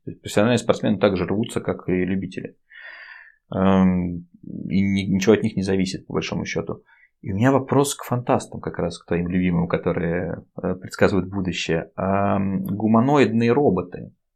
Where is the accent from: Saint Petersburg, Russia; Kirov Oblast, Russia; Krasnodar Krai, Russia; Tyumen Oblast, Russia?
Saint Petersburg, Russia; мы из Питера